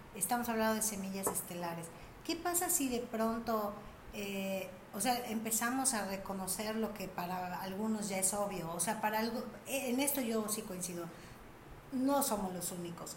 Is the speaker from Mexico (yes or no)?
yes; Mérida, Yucatán, Mexico; yo nací en Mérida, mi hermanita nació en Mérida